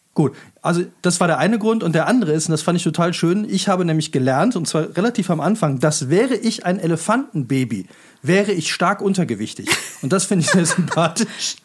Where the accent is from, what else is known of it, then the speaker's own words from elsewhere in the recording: Rhineland, Germany; Ich als Rheinländer